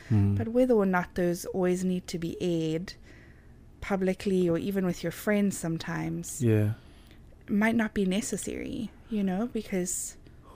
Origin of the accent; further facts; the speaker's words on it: Zimbabwe; moved away as an adult; now in United States; when we were back home in Zim.